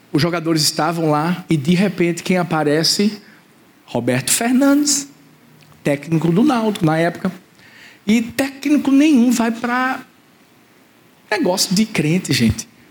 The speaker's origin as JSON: {"language": "Portuguese", "town": "Recife", "region": "Pernambuco", "country": "Brazil", "also_born_or_lived": "Maranguape, Paulista", "said": "Eu sou de Recife."}